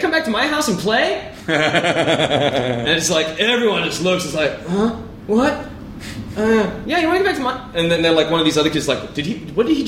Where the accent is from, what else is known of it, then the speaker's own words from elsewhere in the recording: Ireland; I'm Irish